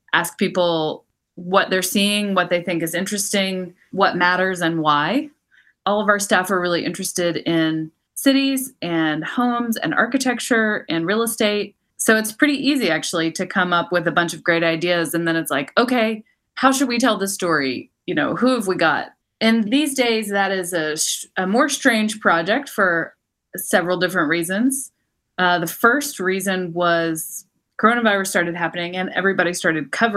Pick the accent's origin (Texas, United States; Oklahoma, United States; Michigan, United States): Texas, United States; also born or lived in New York / London / Mexico; now in Los Angeles, United States; I'm born and raised in Texas